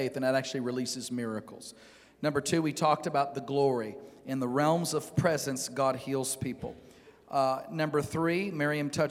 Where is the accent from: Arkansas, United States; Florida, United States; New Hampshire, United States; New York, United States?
Arkansas, United States; Northeast; moved away; if I go back to Northeast Arkansas, where I'm from